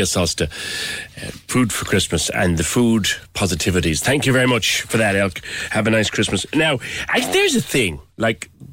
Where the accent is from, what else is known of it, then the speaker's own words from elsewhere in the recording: Ireland; as Irish people